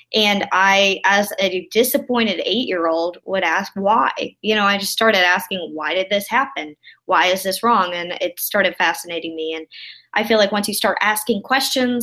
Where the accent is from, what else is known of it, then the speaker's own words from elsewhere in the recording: around Winston-Salem, North Carolina, United States; grew up in right around Winston-Salem, North Carolina, in a really small town